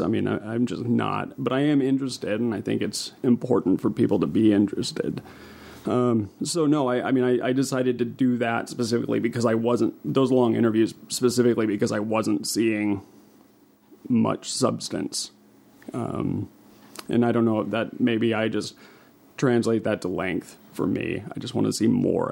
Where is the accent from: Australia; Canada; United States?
United States; West Texas; also born or lived in New Mexico / Seattle / Alaska; now in Helena, United States; I'm from New Mexico, or and West Texas is where I grew up